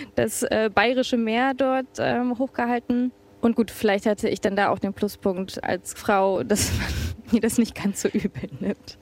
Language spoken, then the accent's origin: German; Bremen, Germany; moved away as an adult; now in Warsaw, Poland; bin gebürtige Bremerin, ein Viertelkind